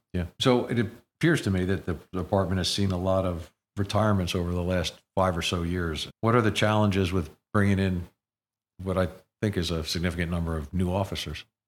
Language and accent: English; Princeton, New Jersey, United States; growing up in the community, when I was much younger